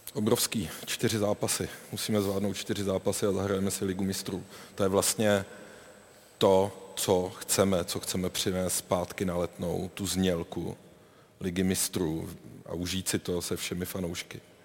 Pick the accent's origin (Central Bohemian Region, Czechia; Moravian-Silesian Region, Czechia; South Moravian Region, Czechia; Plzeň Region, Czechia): South Moravian Region, Czechia; Brno; jako Brňák jsem, navždy, navždy budu